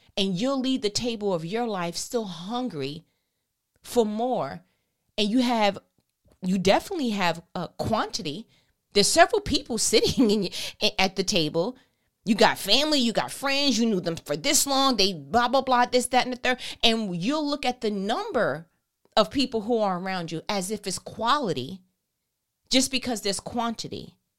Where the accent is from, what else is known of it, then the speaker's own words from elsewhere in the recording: New York, United States; I'm from New York anyway. We talk fast